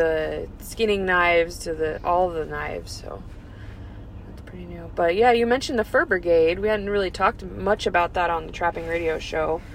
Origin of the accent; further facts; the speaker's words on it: Iowa, United States; moved away; I'm from Iowa originally